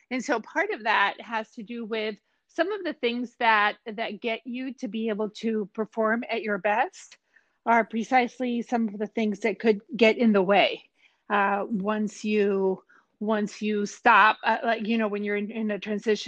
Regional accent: Mexico; moved away; I'm originally from Mexico. I competed for Mexico in two Olympic Games

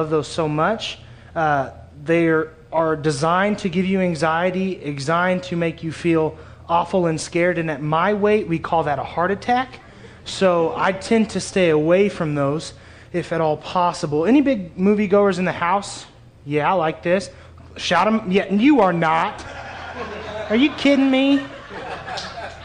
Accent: Springfield, Missouri, United States; also born or lived in Kansas City; I grew up in Springfield, born in Kansas City

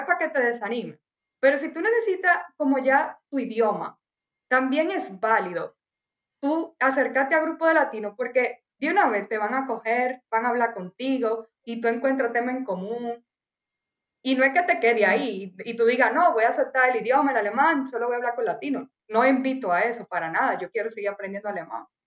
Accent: Dominican Republic; moved away as an adult; also born or lived in Cottbus, Germany; now in Germany; soy de República Dominicana, yo me vine por tal y tal razón

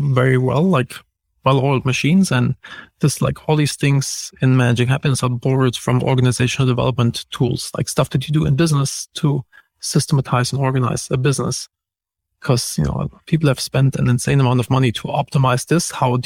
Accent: Germany; moved away; I'm from Germany and we're very direct

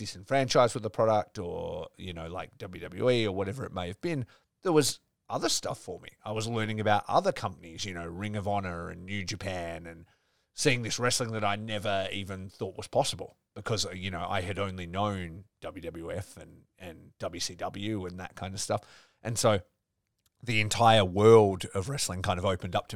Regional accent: Geraldton, Western Australia, Australia; I grew up in Geraldton, which is 4 hours sort of, you know, north of here.

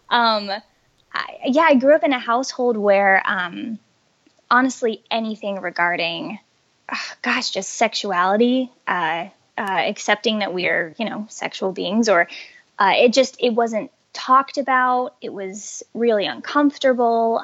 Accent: Colorado, United States; I grew up in Colorado

